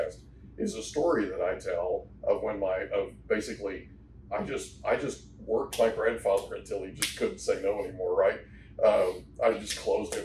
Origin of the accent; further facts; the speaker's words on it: Ponca City, Oklahoma, United States; I grew up in Oklahoma